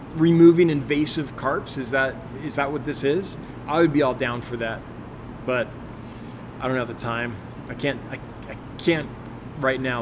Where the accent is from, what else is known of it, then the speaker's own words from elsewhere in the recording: California, United States; moved away as an adult; also born or lived in Los Angeles; now in Sheridan, United States; I, I grew up with lots in California